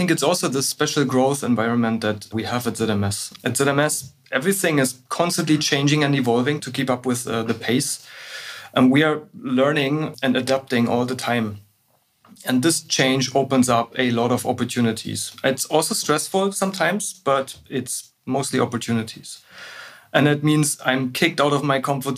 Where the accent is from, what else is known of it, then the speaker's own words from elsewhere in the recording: Berlin, Germany; I was born and raised in Berlin, went to school and university here, and never actually had a reason to leave